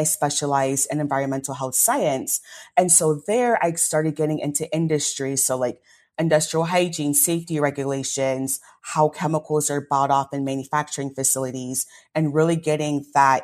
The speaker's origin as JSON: {"language": "English", "town": "Columbus", "region": "Ohio", "country": "United States", "tie": "born or raised there", "also_born_or_lived": "Kentucky", "moved": "as an adult", "lives_now": "Detroit, United States", "said": "started in Columbus, Ohio. That's where I was born and raised as a first generation American to Nigerian parents."}